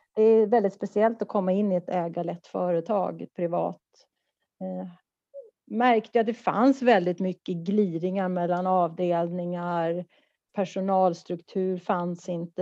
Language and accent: Swedish; Stockholm, Stockholm County, Sweden; moved away as an adult; now in Malmö, Sweden; Jag är en stockholmare som har bott i Malmö i tjugoett år.